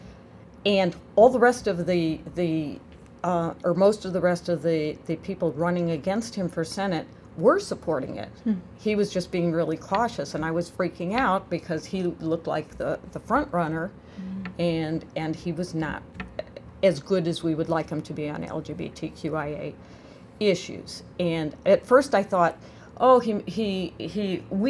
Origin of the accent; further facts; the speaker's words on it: Illinois, United States; I'm from Illinois